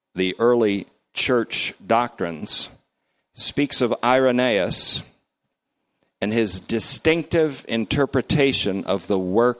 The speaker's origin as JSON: {"language": "English", "town": "North Bennington", "region": "Vermont", "country": "United States", "tie": "born or raised there", "moved": "yes", "lives_now": "Oakmont, United States", "said": "I grew up in North Bennington, Vermont"}